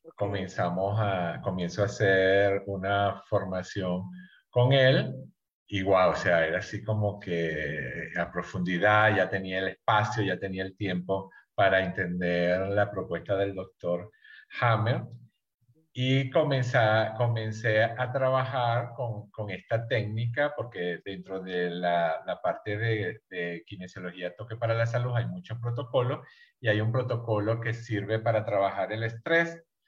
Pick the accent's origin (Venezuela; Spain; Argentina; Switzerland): Venezuela; moved away as an adult; now in Mexico; yo soy México-venezolano, yo soy de origen venezolano